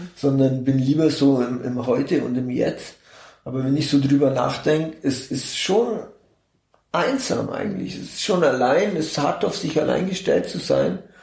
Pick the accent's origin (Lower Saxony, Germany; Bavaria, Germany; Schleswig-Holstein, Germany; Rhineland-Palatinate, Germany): Bavaria, Germany; Augsburg; ich komme aus Augsburg geboren, Augsburg. genau. Ich bin in Augsburg geboren, 1972